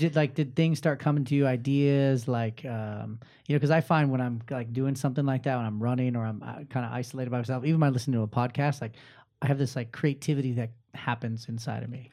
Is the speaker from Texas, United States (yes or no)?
no; Inland Empire, California, United States; now in Orange County, United States; I grew up in the I E myself